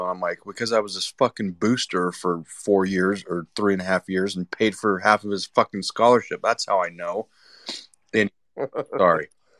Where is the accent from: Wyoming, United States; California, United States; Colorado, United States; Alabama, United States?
Wyoming, United States; Well, okay, so again, I'm from Wyoming.